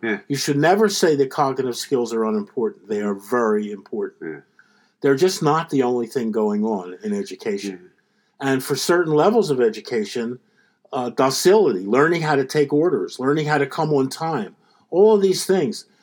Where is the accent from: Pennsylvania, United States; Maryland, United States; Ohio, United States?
Pennsylvania, United States; Philadelphia; I, I, grew up in Philadelphia